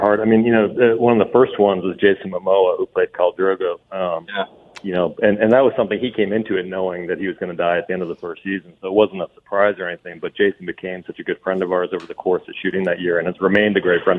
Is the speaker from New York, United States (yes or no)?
yes; New York, United States; as a New Yorker